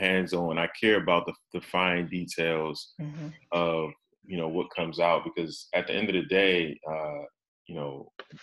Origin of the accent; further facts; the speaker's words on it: Baltimore, Maryland, United States; my hometown of Baltimore